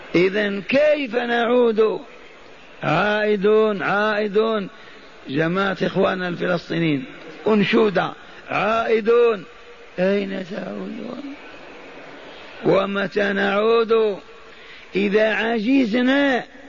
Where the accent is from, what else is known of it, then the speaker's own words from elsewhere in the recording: Hejaz, Saudi Arabia; قبيلة حرب عندنا في الحجاز